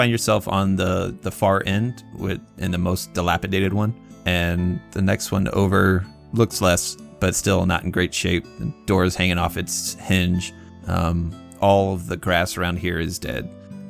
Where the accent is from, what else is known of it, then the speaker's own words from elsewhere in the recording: United States; considering I'm American.